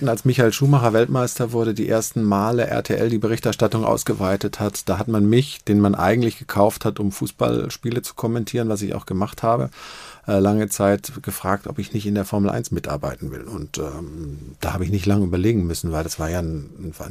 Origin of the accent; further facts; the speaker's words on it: Stuttgart, Baden-Württemberg, Germany; also born or lived in Tübingen; now in Cologne, Germany; bin Schwabe, dem man das äh, zum Glück nicht mehr so anhört. Äh, ich komme aus Tübingen, bin in Stuttgart groß geworden, lebe jetzt seit Ewigkeiten in Köln